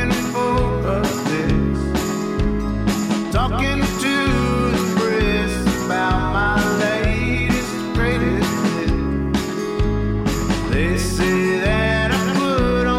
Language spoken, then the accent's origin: English; Atlanta, Georgia, United States; I was born here in Atlanta